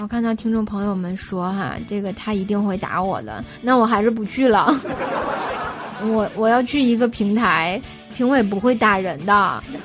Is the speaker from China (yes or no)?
yes; Tianjin, China; accent: Tianjin dialect; 我们天津话说得特别鲁